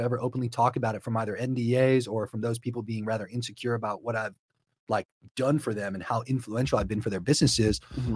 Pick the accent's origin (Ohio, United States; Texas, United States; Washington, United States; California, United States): Ohio, United States; Akron; moved away; also born or lived in Denver; I grew up in Ohio